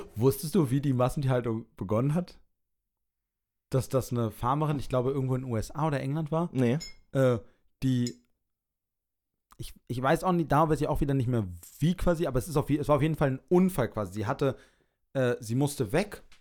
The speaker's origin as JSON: {"language": "German", "region": "Berlin", "country": "Germany", "said": "ich bin Berliner"}